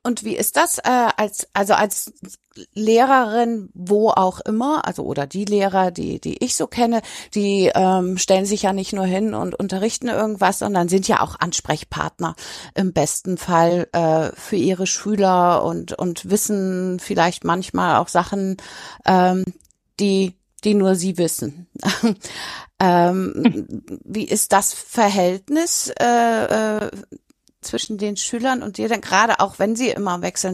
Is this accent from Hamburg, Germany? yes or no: yes; Hamburg, Germany; ich komme aus Hamburg